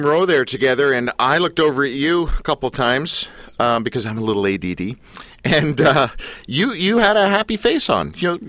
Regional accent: Canada; and I'm a Canadian

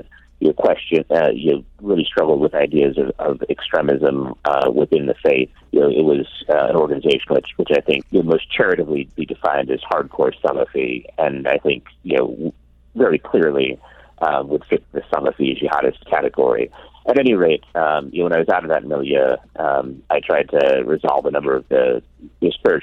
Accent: Ashland, Oregon, United States; the town which I grew up in, Ashland, Oregon

